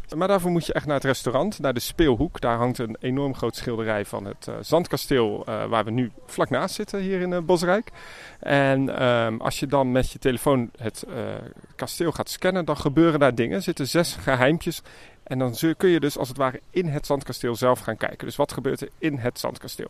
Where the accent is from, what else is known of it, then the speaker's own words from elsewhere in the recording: Germany; het is voor mij als Duitser